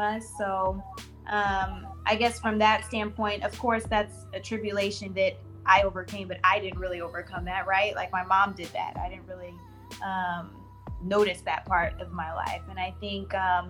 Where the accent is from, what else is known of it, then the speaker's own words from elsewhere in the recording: Houston, Texas, United States; I'm from Houston, Texas. I'm from the southwest part, mainly Sharpstown, Greater Fondren